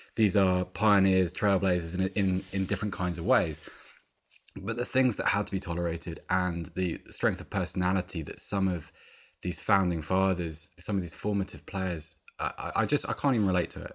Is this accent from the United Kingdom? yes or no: yes; Oxford, South East England, United Kingdom; I grew up in Oxford